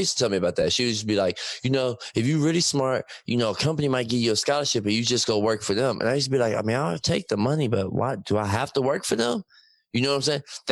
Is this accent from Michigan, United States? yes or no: yes; Detroit, Michigan, United States; I'm from Detroit